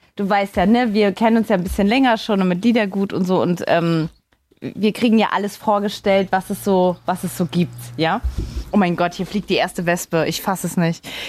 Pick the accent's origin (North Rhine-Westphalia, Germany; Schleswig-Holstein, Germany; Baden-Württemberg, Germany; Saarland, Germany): Saarland, Germany; in meinem Heimatland, in meinem Heimatbundesland, äh, dem Saarland